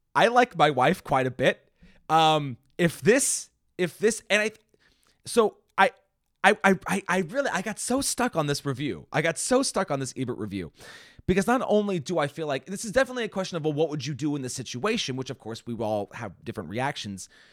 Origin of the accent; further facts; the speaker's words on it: Washington, United States; also born or lived in Indiana; I grew up here in Washington